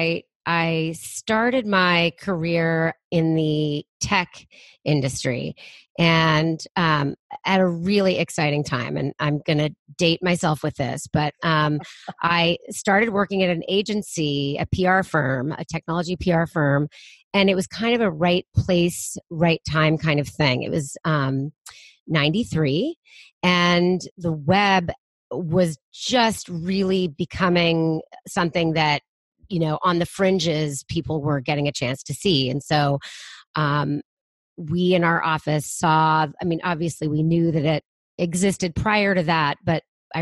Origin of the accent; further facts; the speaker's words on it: Bay Area, California, United States; I was born and raised in the Bay Area